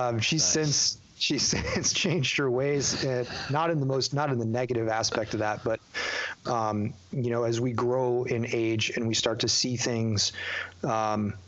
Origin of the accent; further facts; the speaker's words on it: Youngstown, New York, United States; moved away; I grew up in Western New York in a tiny little town, called Youngstown, just north of Niagara Falls.